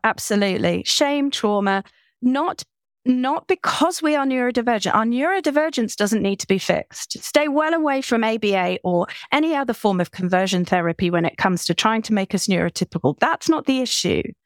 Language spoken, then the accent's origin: English; United Kingdom; I'm British.